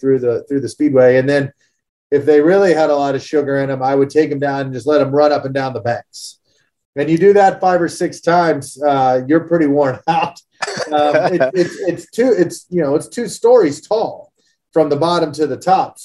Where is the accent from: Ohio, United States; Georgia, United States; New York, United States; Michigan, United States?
Georgia, United States; Atlanta; Growing up in Atlanta